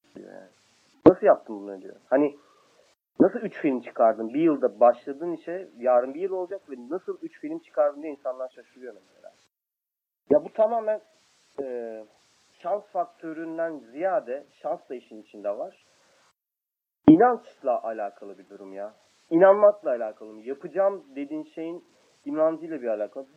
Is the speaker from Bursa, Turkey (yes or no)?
no; Kayseri Province, Turkey; Ben Kayseriyeliyim